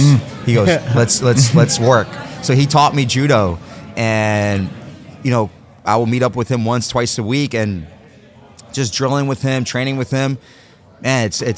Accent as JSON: {"language": "English", "region": "New York", "country": "United States", "also_born_or_lived": "New Jersey", "said": "I'm from New York. I split time between New York, New Jersey."}